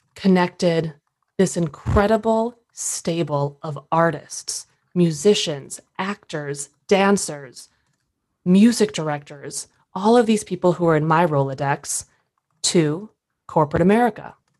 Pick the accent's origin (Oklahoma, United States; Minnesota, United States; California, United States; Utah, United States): Minnesota, United States; moved away as an adult; also born or lived in Durham, North Carolina / New York City; born and raised Minnesota